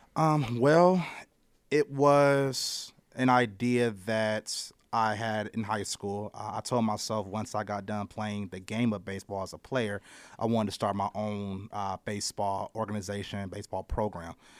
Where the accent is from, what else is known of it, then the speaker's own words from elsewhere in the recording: Akron, Ohio, United States; I'm from Akron, Ohio. I originally, uh, played for Wobble as a child